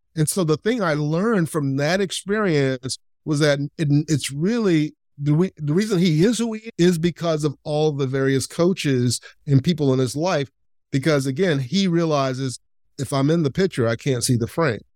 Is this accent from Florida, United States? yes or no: yes; Lakeland, Florida, United States; where I grew up in Lakeland, Florida